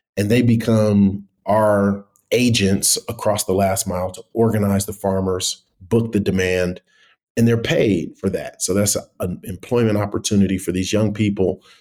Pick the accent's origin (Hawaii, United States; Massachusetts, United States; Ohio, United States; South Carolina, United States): Ohio, United States; Cleveland; moved away as an adult; also born or lived in Abuja, Nigeria; now in Nairobi, Kenya; I'm originally from Cleveland, Ohio